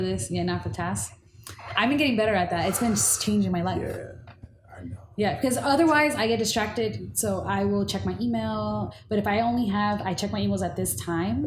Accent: Inglewood, California, United States; also born or lived in Bay Area, California; Growing up in Inglewood, I was a token

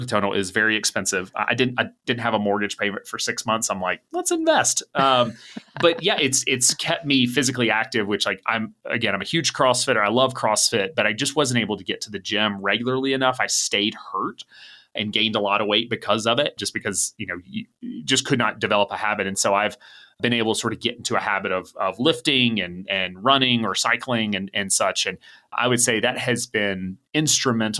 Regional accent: Atlanta, Georgia, United States; I grew up in Atlanta

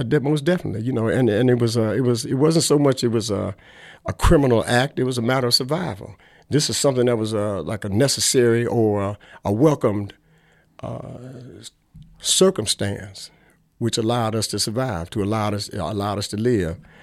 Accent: Milwaukee, Wisconsin, United States; also born or lived in Chicago; I was born here in Milwaukee

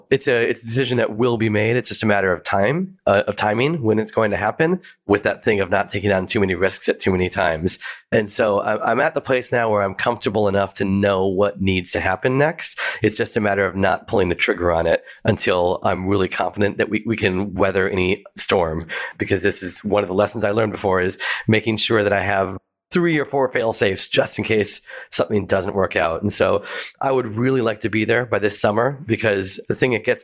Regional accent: United States; now in Melbourne, Australia; I'm an American, and so I thought it'd be really fun to do an American food tour of Melbourne.

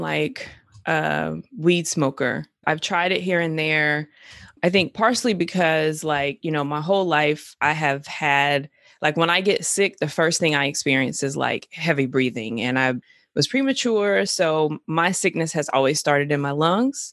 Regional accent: Greensboro, North Carolina, United States; I'm from Greensboro, I'm from North

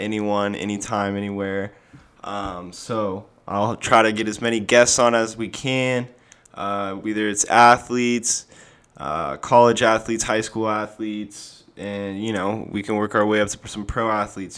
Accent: Sun Valley, Idaho, United States; moved away; also born or lived in Phoenix, Arizona / San Diego, California; I am from Sun Valley, Idaho, originally. I have lived in Phoenix, Arizona, and San Diego, California, as well

